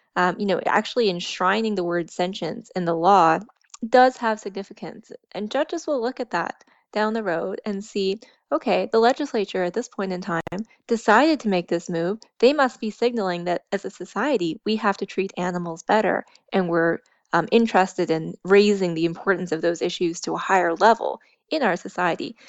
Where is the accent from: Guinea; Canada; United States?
Canada; East Coast, Atlantic Canada; also born or lived in Alberta; I grew up out east